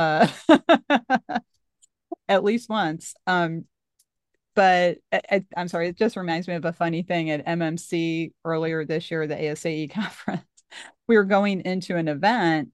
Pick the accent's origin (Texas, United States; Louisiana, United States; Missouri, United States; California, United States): Missouri, United States; I'm from Missouri